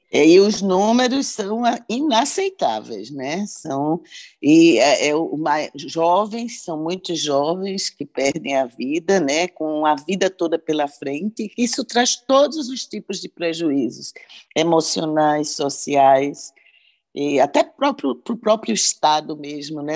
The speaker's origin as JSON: {"language": "Portuguese", "town": "Recife", "region": "Pernambuco", "country": "Brazil", "tie": "born or raised there", "moved": "yes", "said": "Recife é minha terra"}